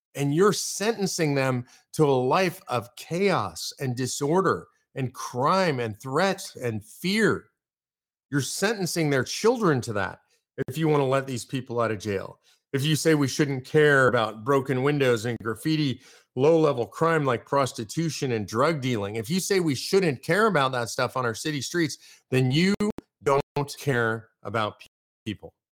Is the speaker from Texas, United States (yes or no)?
yes; Austin, Texas, United States; I'm from Austin